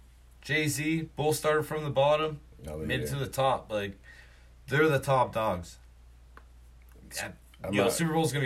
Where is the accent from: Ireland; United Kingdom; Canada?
Canada; here's the thing, I'm Canadian.